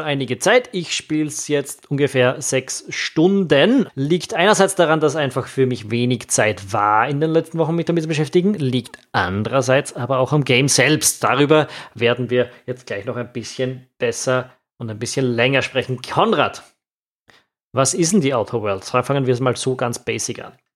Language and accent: German; Austria; also born or lived in Vienna; als Österreicher